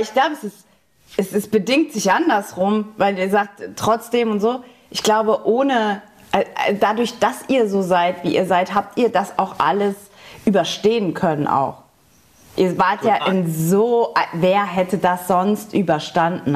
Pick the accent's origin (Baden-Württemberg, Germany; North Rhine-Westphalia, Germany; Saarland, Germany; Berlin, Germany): Saarland, Germany; im Saarland, also in meiner Heimat